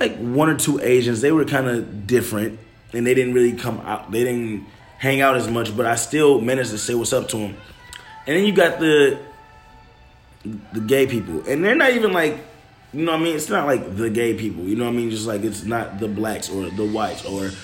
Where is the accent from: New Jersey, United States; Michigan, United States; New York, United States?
Michigan, United States; Detroit; I come from Detroit.